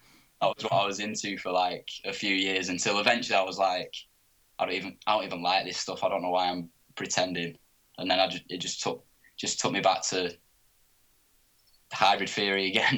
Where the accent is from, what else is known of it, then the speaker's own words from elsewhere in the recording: Oldham, North West England, United Kingdom; because I'm from Oldham, so it's about 20 minutes out of Manchester.